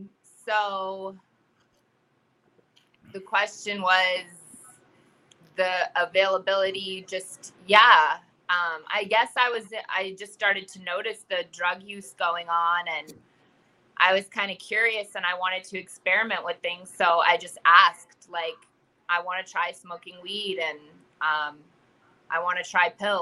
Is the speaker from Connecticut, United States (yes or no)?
no; Pennsylvania, United States; Small town. Everyone knew everyone.